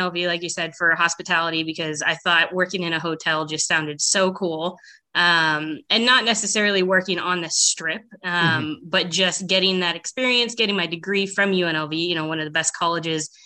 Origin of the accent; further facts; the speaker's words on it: San Mateo, California, United States; also born or lived in Sacramento / Las Vegas; I grew up in San Mateo. It's pretty much halfway in between San Jose and San Francisco. Okay. So I was born and raised there